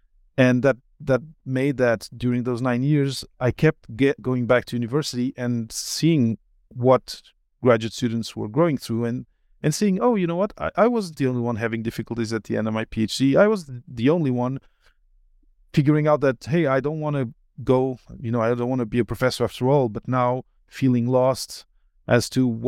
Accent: Portugal; moved away as an adult; also born or lived in Belgium; I grew up partly in Belgium until I was 8, and then in Portugal until after university.

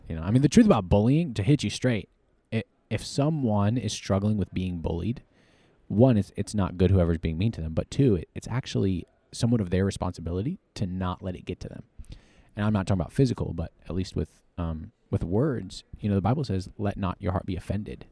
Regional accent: Harrisonburg, Virginia, United States; moved away as an adult; now in Texas, United States; Harrisonburg, Virginia

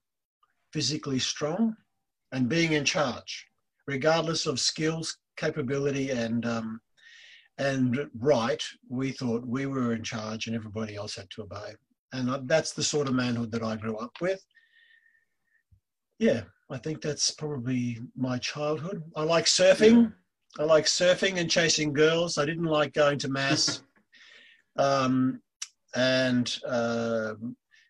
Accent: Perth, Western Australia, Australia; I was born in Perth, Western Australia, and I was born to a migrant mother

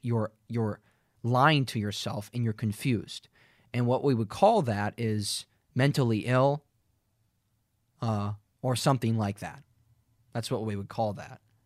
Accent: Minnesota, United States; now in Fargo, United States; I've only ever lived in two places where I grew up in Perth, Minnesota, and then an hour and ten minutes west in Fargo, where I am right now

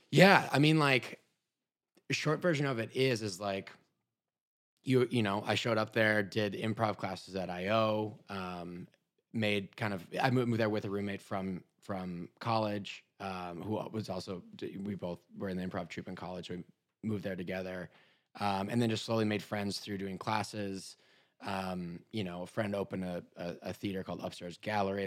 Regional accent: Minnesota, United States; moved away as an adult; also born or lived in Chicago; originally I'm from Minnesota

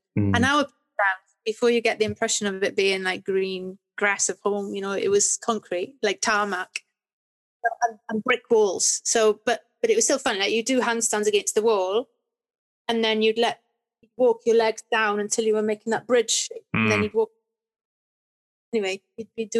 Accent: Swansea, Wales, United Kingdom; also born or lived in Cardiff; I was born in Cardiff and then I went to school there, Welsh language nursery, Welsh language school. Then we moved to Swansea when I was seven

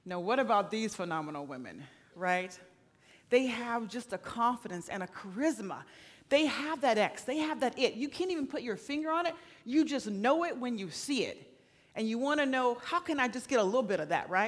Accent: Florida, United States; now in Oregon, United States; I'm from Florida

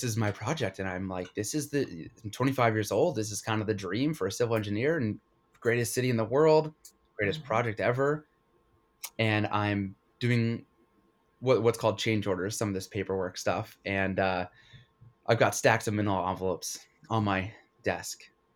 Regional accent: Connecticut, United States; I grew up in Connecticut

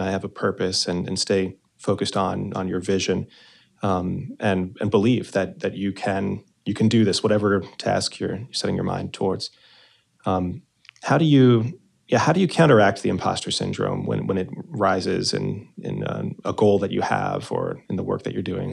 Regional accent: New Jersey, United States; I'm also from New Jersey.

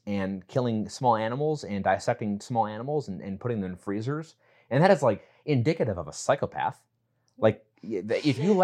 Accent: West Allis, Wisconsin, United States; we're both from Wisconsin and I grew up in Milwaukee, specifically West Allis

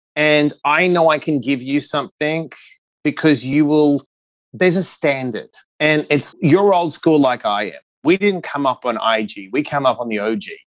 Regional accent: Perth, Western Australia, Australia; moved away; also born or lived in New York City; I was born in Perth, Western Australia

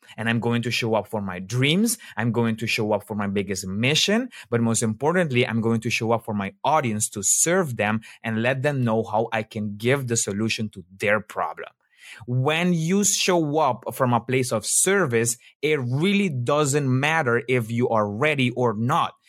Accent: Aruba; moved away as an adult; also born or lived in Colombia (ancestry); now in Netherlands; I'm actually from Aruba. I was born in Aruba

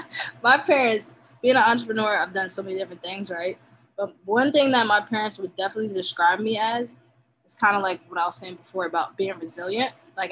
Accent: Nigeria; I mean, being Nigerian, you know, they instilled that you have to get your stuff done, right?

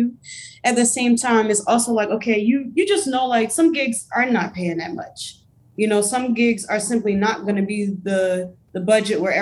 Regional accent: Baltimore, Maryland, United States; moved away as an adult; also born or lived in Philadelphia; I'm from Baltimore

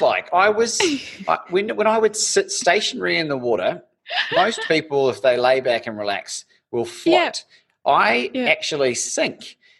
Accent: Christchurch, Canterbury, New Zealand; growing up in Christchurch in New Zealand

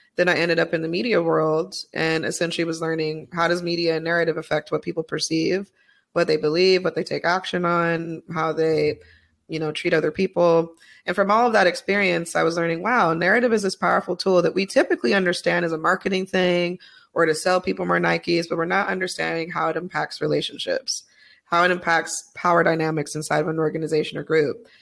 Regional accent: Utah, United States; I was raised in Utah

